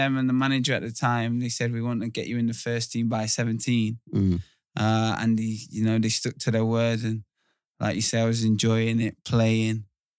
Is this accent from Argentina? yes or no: no; North West England, United Kingdom; also born or lived in Bath; So, yeah, the story is I got brought to Greater Manchester at the same time my mum got sectioned on a psychiatric unit.